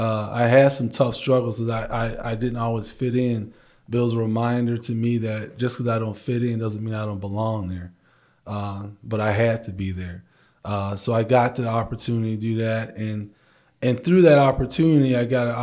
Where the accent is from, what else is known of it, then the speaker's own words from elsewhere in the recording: Chicago, Illinois, United States; moved away as an adult; now in Grand Rapids, United States; I grew up in Chicago, grew up in a single parent home, grew up in the projects